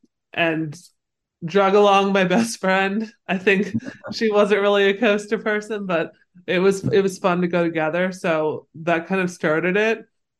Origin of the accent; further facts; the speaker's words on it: Cincinnati, Ohio, United States; now in Orlando, United States; I grew up in Cincinnati, Ohio, so I had Kings Island very close by.